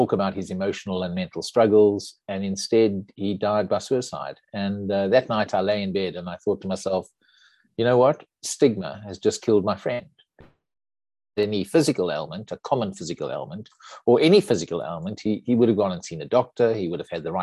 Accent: South Africa; moved away as an adult; I'm a South African, grew up in South Africa, went to school and university there

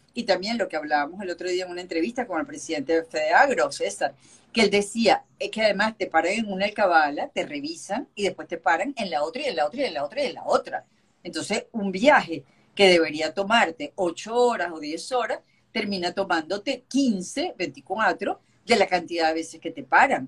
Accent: Venezuela; somos los venezolanos, es solidarios y apoyamos a la gente

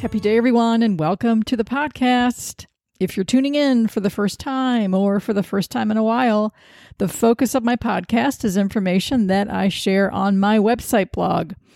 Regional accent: Sandusky, Ohio, United States; moved away as an adult; now in Washington, D.C., United States; I've lived in Washington, D C for thirty years, but I'm from Sandusky, Ohio

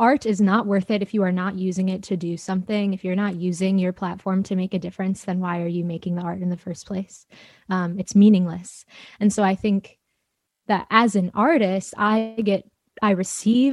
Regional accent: Chicago, Illinois, United States; moved away as an adult; now in Champaign, United States; I'm from Chicago, and I started in this organization called the Chicago Children's Choir when I was 8

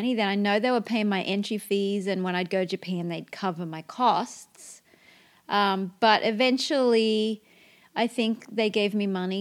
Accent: Port Macquarie, New South Wales, Australia; to buy a block of land in Port Macquarie, in my hometown

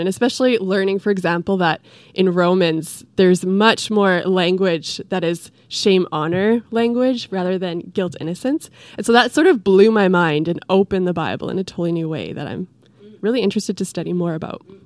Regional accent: Edmonton, Alberta, Canada; now in Vancouver, Canada; I'm from Alberta, Edmonton

